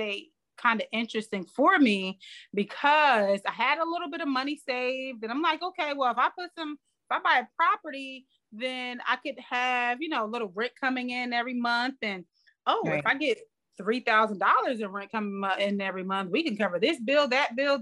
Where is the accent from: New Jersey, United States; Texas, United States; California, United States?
New Jersey, United States; I mean we're both from New Jersey